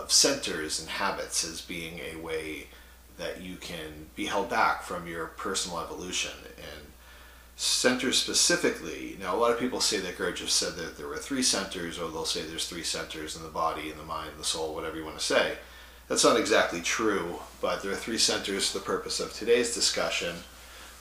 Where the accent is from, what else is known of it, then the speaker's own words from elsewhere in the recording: Massachusetts, United States; I grew up in Massachusetts, blue collar kid from a suburb.